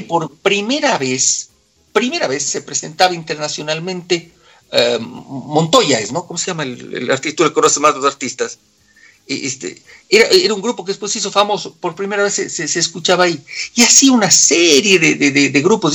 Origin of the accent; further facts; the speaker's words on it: Cuenca, Azuay, Ecuador; accent: cuencano; moved away as an adult; now in Quito, Ecuador; toda la vida seguiré hablando como cuencano. Yo digo siempre, soy cuencano de nacimiento, quiteño de corazón